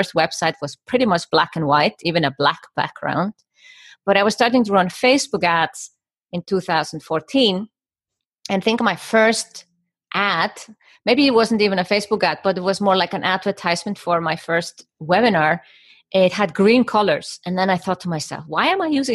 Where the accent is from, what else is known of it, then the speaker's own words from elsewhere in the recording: Iceland; moved away as an adult; also born or lived in Germany; now in Switzerland; I am Icelandic and I come from Iceland. And I moved to Germany 20 years old to study architecture